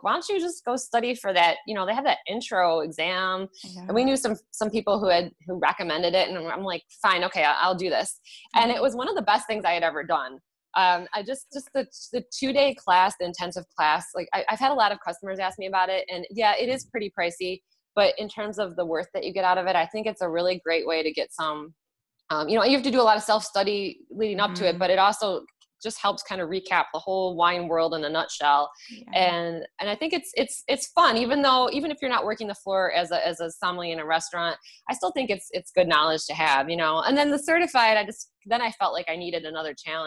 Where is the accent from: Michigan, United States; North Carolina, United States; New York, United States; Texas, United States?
Michigan, United States; Macomb County; now in Auburn Hills, United States; I grew up in Macomb County, and I actually have lived in Macomb County except for college for my entire life until 2 weeks ago